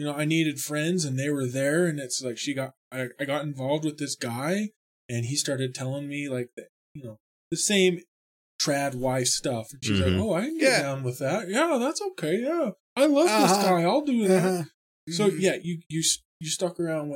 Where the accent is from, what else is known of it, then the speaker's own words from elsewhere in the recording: Magna, Utah, United States; I'm from Magna